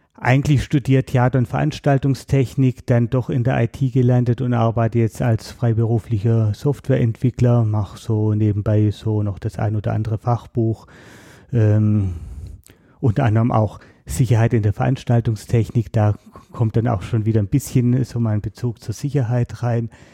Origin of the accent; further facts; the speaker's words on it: Baden-Württemberg, Germany; moved away as an adult; also born or lived in Berlin; bin dann wieder in meine alte Heimat zurück nach Baden-Württemberg